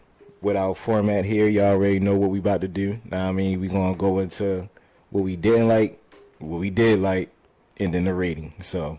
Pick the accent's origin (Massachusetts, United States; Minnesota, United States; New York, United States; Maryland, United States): Maryland, United States; Baltimore; I'm from Park Heights.